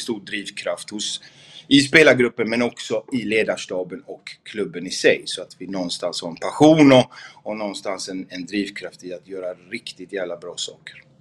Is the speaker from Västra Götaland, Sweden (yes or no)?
yes; Gothenburg, Västra Götaland, Sweden; moved away as an adult; also born or lived in Malmö; har jag inte bott hemma i Göteborg på otroligt länge